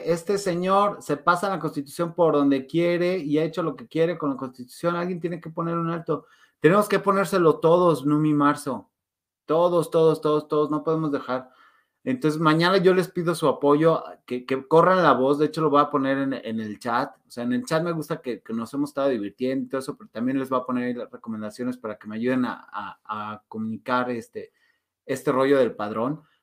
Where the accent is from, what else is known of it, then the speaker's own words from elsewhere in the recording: Guanajuato, Mexico; now in Mexico City, Mexico; Mm, de Guanajuato, pero vivo en Ciudad de México, pero viví en el corredor industrial, o sea, eh, he, sido bastante nómada.